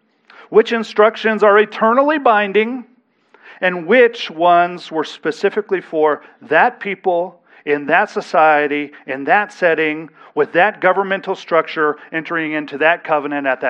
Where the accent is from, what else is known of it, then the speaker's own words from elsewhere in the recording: United States; we as American citizens are under an obligation to abide by the civil laws of our county, our state, and our nation